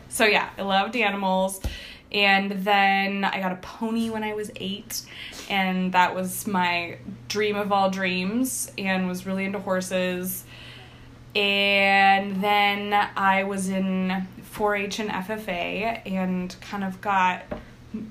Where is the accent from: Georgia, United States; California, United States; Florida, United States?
California, United States; Greenville; moved away as an adult; also born or lived in Chico, California / Lesotho; I grew up in Greenville till I was 18, and then, so that is my whole younger person years. Yeah, my whole childhood.